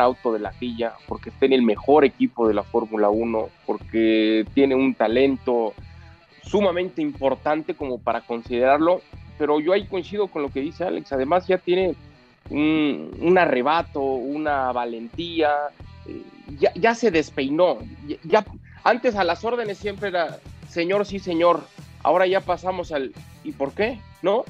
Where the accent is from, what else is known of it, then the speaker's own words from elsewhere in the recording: Mexico; como mexicano